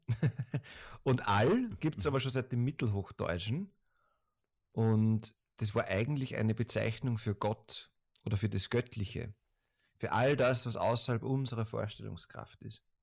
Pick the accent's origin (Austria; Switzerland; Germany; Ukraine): Austria; Das muss man als Österreicher, glaube ich, an Deutschen generell fragen